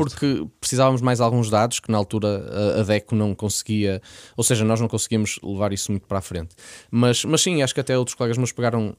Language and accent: Portuguese; Porto, Norte, Portugal; eu nasci no Porto, vivi sempre no Porto, código postal 4250